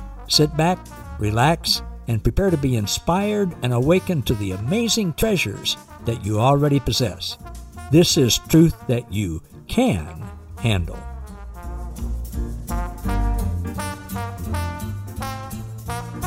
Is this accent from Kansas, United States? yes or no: yes; Kansas, United States; right here in my home state of Kansas